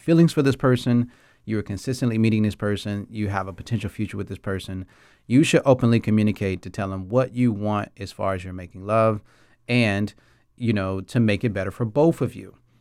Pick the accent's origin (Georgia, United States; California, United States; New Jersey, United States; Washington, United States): Georgia, United States; Atlanta; moved away as an adult; now in Taiwan; I'm from Atlanta, Georgia. I mean, I've been in Taiwan since two thousand nine